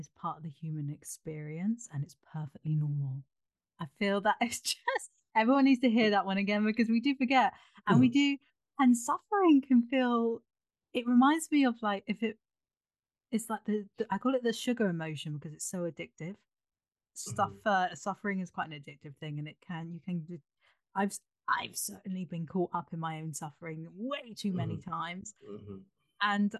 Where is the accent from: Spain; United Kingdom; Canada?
United Kingdom; I grew up in Britain, so I had a British upbringing